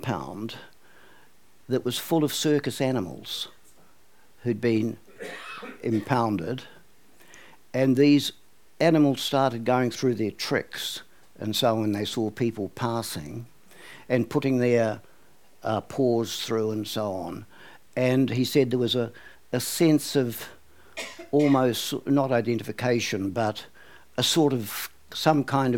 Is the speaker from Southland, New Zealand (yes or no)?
no; Auckland, New Zealand; when I was a kid growing up in Westmere